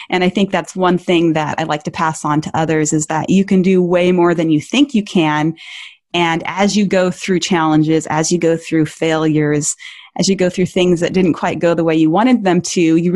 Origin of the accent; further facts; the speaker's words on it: Montana, United States; my home state is Montana